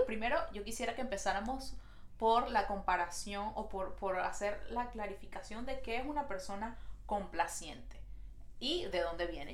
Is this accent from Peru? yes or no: no; Venezuela; now in Montreal, Canada